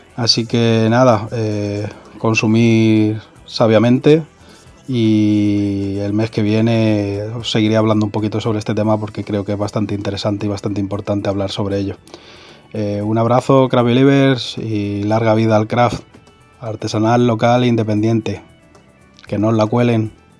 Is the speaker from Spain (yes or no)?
yes; Spain